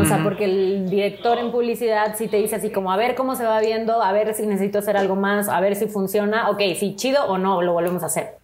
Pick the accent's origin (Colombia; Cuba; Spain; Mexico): Mexico; Monterrey, Nuevo León; moved away as an adult; now in Mexico City, Mexico; soy de Monterrey. Tengo cuatro años que me mudé aquí a la Ciudad de México